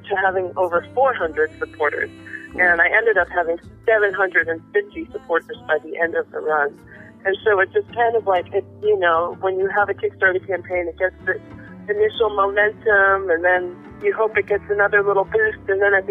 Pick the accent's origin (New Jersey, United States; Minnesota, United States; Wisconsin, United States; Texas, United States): New Jersey, United States; Maplewood; moved away as an adult; also born or lived in Queens, New York / Brooklyn, New York; now in New Orleans, United States; I'm from New York. I was born in Queens, raised in Maplewood, New Jersey